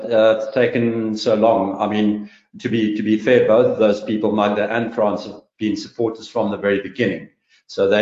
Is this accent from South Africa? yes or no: yes; East London, Eastern Cape, South Africa; now in Cape Town, South Africa; I was born in East London. I'm a border man, but I live in Cape Town.